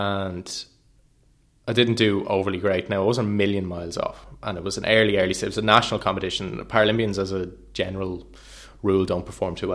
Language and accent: English; Wexford, Leinster, Ireland; I'm from Wexford